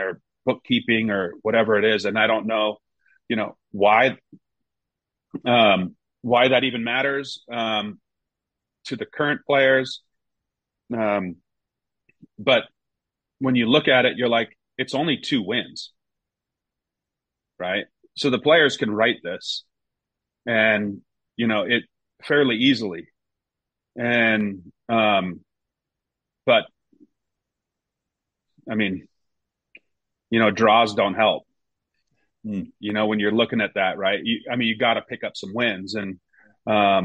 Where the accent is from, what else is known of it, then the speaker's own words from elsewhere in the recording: Seattle, Washington, United States; moved away as an adult; also born or lived in Reading, England; playing another 4 years, with the Sounders. And that was, you know, it's where my professional career started. It's my hometown